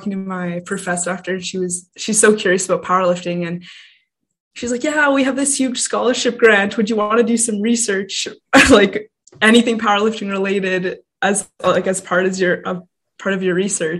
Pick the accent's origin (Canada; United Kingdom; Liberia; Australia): Canada; I am a Canadian lifter